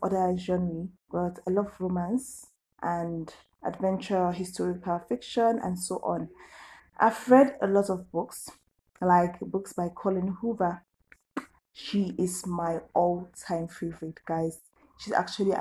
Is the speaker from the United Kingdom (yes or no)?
no; Nigeria; I'm a Nigerian